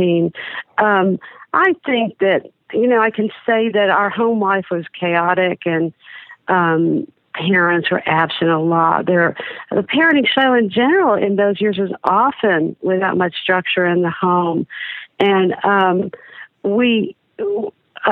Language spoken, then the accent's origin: English; Dallas, Texas, United States; I was born in Dallas, Texas, to a 60s liberal Jewish secular family